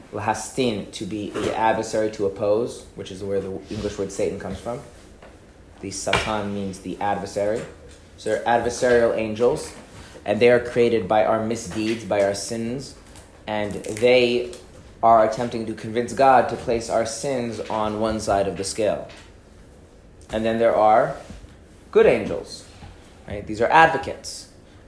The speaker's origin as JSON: {"language": "English", "region": "Minnesota", "country": "United States", "tie": "born or raised there", "said": "I grew up in Minnesota."}